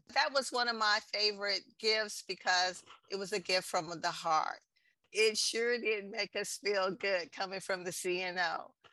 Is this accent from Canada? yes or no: no; Texas, United States; San Antonio, in my home state, Texas